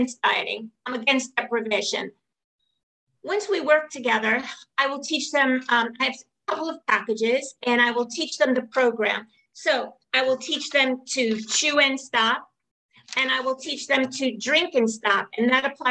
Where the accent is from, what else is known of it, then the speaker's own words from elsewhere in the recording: New York City, New York, United States; I come from Brooklyn